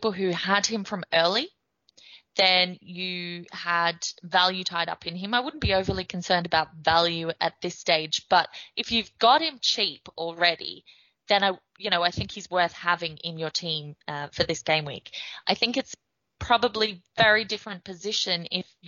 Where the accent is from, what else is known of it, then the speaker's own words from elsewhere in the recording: Australia; now in Ireland; I'm Australian living in Ireland. I'm not based in the UK